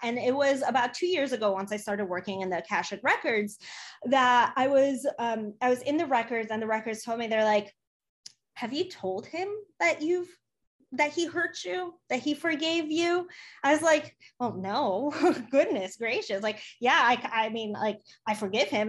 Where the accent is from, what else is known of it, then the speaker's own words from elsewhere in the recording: Chicago, Illinois, United States; also born or lived in Poland; I was born in Poland. I came to the US when I was three years old. I grew up in Chicago